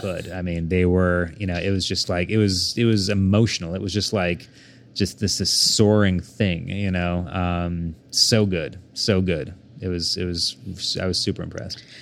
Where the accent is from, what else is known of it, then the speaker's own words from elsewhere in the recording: Bethany, Oklahoma, United States; also born or lived in Saint Louis, Missouri; growing up in Bethany, Oklahoma